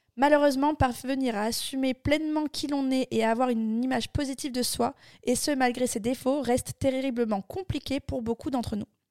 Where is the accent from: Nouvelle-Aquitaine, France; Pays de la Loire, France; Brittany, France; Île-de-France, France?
Nouvelle-Aquitaine, France; Bordeaux; moved away as an adult; also born or lived in Barcelona; je viens de Bordeaux